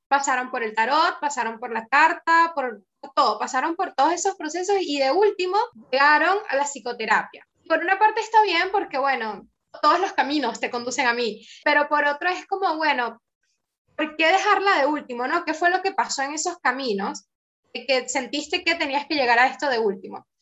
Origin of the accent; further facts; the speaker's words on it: Venezuela; now in Argentina; nosotros somos, venimos de Venezuela